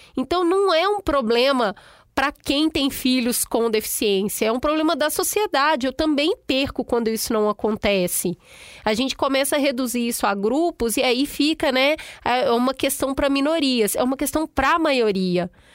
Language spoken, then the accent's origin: Portuguese; Piauí, Brazil; Eu sou piauiense com muito orgulho